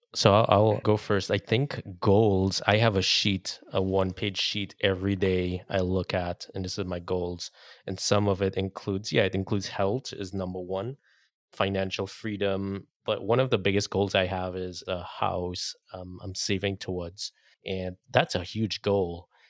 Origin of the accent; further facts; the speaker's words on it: Trinidad & Tobago; now in United States; I grew up in Trinidad and Caribbean, didn't have much, but when I came to the U S